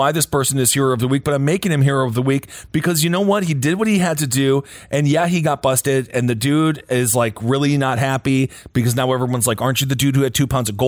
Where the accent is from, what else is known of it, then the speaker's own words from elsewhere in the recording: Wisconsin, United States; I grew up in Wisconsin.